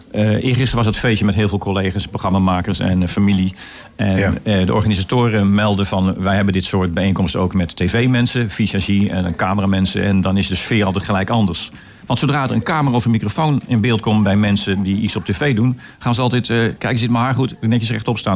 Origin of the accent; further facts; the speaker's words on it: Goes, Zeeland, Netherlands; in Goes, mijn geboorteplaats